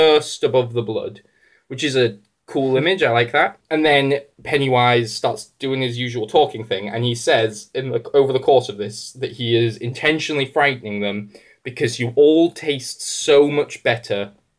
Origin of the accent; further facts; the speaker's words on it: England, United Kingdom; as an English person